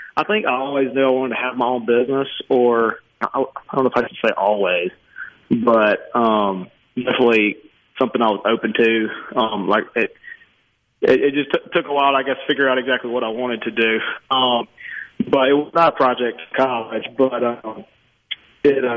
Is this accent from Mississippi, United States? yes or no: yes; Pontotoc, Mississippi, United States; I grew up in Pontotoc, Mississippi